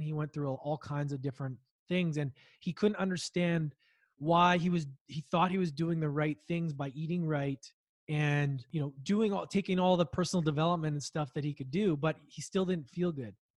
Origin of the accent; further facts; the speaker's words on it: Edmonton, Alberta, Canada; I grew up in Edmonton, Alberta